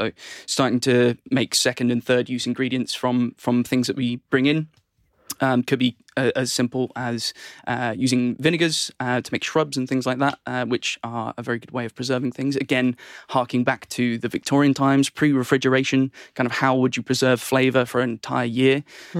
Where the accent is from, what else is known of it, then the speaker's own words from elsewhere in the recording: England, United Kingdom; I'm the only Englishman for the company, so...